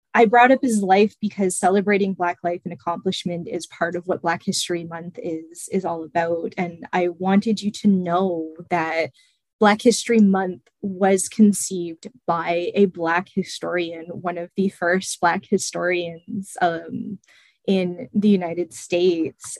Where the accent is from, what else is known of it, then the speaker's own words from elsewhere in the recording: Chatham, Ontario, Canada; moved away as an adult; also born or lived in London, Ontario; I'm originally from uh, the city of Chatham, and my uh, mother and my grandparents are part of Chatham's